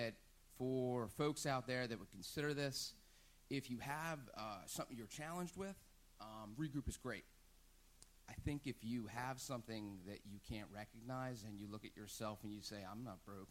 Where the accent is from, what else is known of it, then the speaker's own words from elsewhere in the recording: New Jersey, United States; moved away; I am from New Jersey